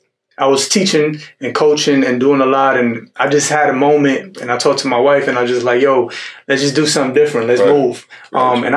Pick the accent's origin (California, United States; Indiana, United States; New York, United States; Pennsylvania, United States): New York, United States; New York City; moved away as an adult; now in Houston, United States; When I first moved out here in Texas, I'm from New York City originally. And I moved out here 5 years with my 1-year-old daughter and my wife.